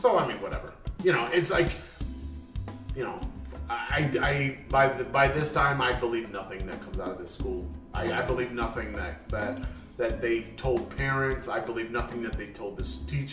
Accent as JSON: {"language": "English", "region": "Delaware", "country": "United States", "tie": "born or raised there", "said": "growing up in Delaware"}